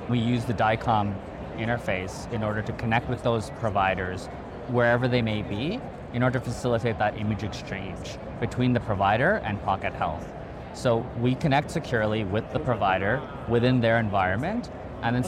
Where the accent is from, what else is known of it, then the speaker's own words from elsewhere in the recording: Toronto, Ontario, Canada; moved away as an adult; also born or lived in Bay Area, California; I'm from Toronto. I moved to the Bay Area to do my grad school